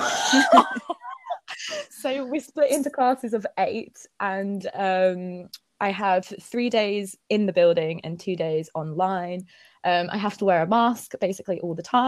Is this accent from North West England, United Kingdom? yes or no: no; Essex, East of England, United Kingdom; moved away as an adult; also born or lived in Peckham, London; now in London, United Kingdom; I'm from Essex, and normally I live at home with my parents